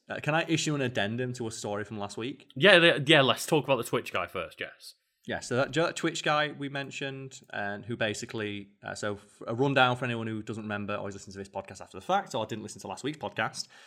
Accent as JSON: {"language": "English", "region": "England", "country": "United Kingdom", "said": "We are English."}